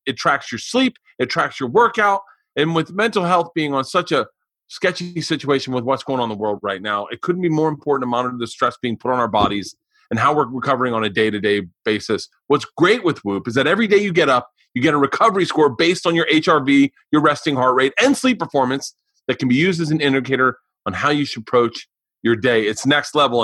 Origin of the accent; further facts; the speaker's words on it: Florida, United States; I grew up in Florida